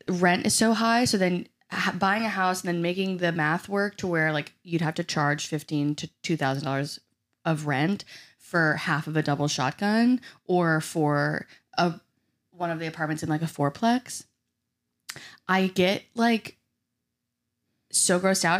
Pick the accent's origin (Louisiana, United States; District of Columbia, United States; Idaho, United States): Louisiana, United States; New Orleans; I'm from New Orleans